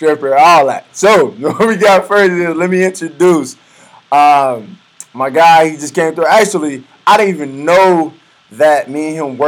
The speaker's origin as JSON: {"language": "English", "town": "Aurora", "region": "Illinois", "country": "United States", "tie": "born or raised there", "said": "I'm from Aurora, I guess. I moved out to Aurora"}